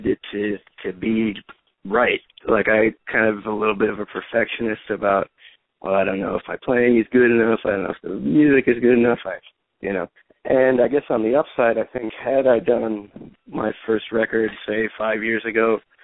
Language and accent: English; Chicago, Illinois, United States; also born or lived in Berkeley, California / Boston; now in New York, United States; I was raised in Chicago. I was actually born in California in Berkeley. Yeah, I grew up in Chicago